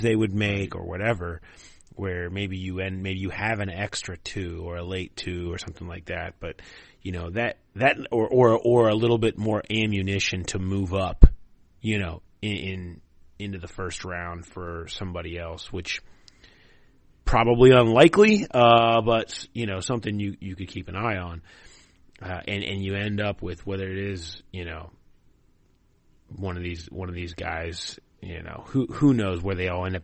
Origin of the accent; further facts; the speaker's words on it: Cincinnati, Ohio, United States; I grew up in Cincinnati in the 80s and 90s